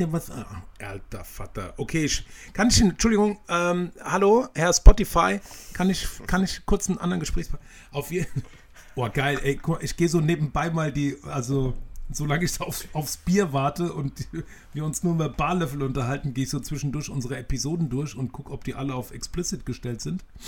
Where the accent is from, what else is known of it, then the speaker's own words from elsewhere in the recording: Maintal, Hesse, Germany; die zwei Mit-40er gebürtigen Hanauer Dörnichheimer